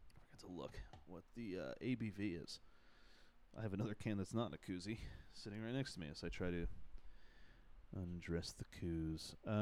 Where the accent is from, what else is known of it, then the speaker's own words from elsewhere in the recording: United States; But I'm an American, so I have that opinion